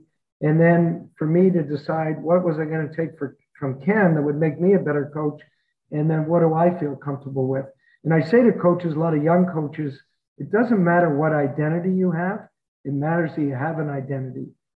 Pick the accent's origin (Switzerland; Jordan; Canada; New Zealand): Canada; Nova Scotia; moved away; I'm a guy from Nova Scotia, never played in the NHL.